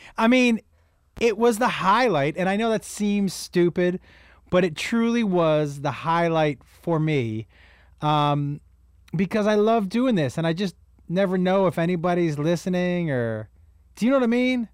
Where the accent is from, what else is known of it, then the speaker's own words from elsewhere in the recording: United States; as an American